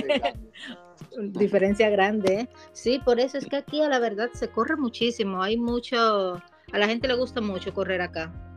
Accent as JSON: {"language": "Spanish", "town": "Sagua de Tánamo", "region": "Holguín", "country": "Cuba", "moved": "as an adult", "lives_now": "Netherlands", "said": "yo soy de Sagua de Tánamo, provincia de Holguín"}